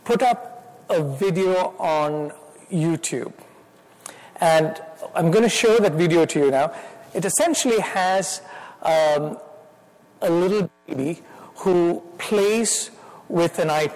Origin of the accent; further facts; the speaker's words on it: India; accent: Indian; moved away as an adult; now in United States; my wife Miriam and I, we are from India. We came as graduate students, finished from Temple University. So I've been here for about 29 years. And if the Lord allows, I'll live the rest of my life here, but I will still have my Indian accent